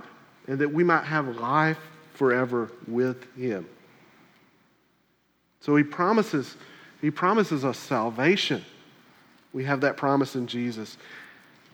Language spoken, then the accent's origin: English; South Carolina, United States; moved away; where I grew up in South Carolina